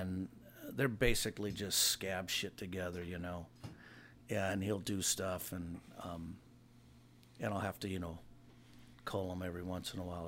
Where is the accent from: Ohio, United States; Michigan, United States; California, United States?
California, United States; Hawaiian Gardens; I live in the same area I've grew up in. When I grew up in Hawaiian Gardens